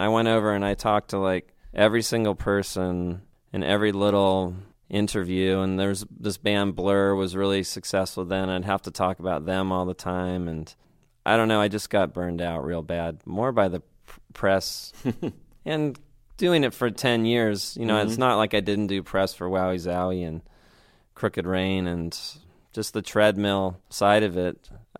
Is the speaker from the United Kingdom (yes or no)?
yes; United Kingdom; I was being British dramatic at the show.